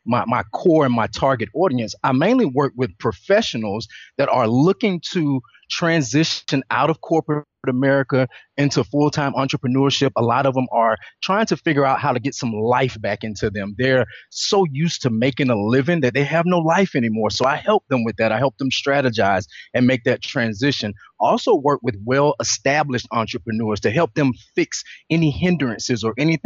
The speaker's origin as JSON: {"language": "English", "town": "Atlanta", "region": "Georgia", "country": "United States", "said": "I'm originally from Atlanta, Georgia"}